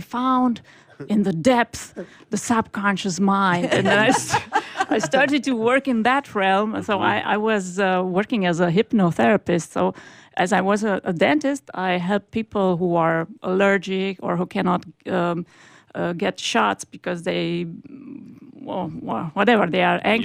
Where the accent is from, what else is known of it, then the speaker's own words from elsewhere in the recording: Romania; moved away; also born or lived in Germany; I am originally from Romania